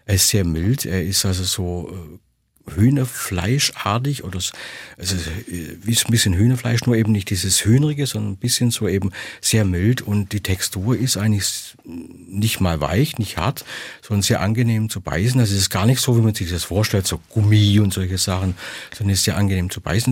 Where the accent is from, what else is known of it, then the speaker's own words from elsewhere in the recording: Swabia, Germany; ich als Schwabe